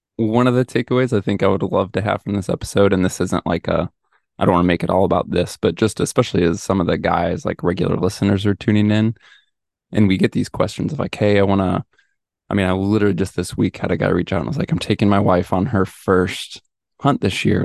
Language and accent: English; Midwest, United States; moved away; I was from the Midwest.